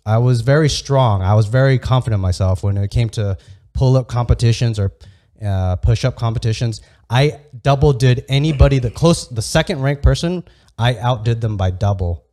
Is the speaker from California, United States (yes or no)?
yes; Santee, California, United States; I grew up in Santee, which is predominantly all white